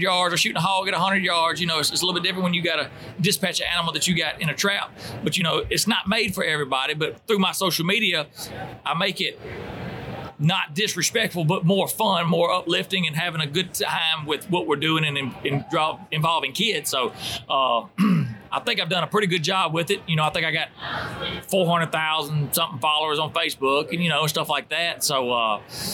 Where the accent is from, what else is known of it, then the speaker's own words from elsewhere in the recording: the South, United States; we're from the South